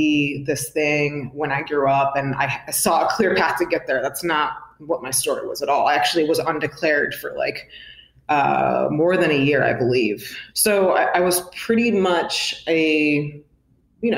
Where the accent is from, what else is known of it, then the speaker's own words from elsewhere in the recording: upstate New York, United States; So I'm originally from upstate New York, way upstate